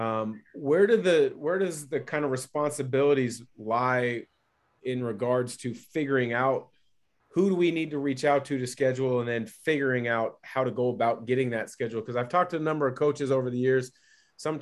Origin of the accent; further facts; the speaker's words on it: West Coast, United States; I grew up on the West Coast in the late 90s